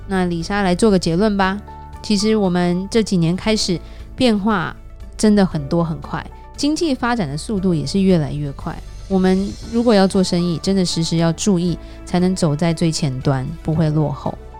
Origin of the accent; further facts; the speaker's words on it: Taiwan; now in California, United States; 我们台湾人爱吃的菜